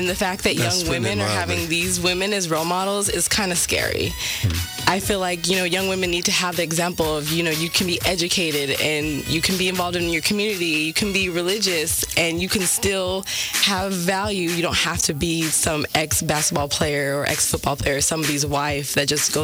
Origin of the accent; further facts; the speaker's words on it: Stockton, California, United States; my hometown, Stockton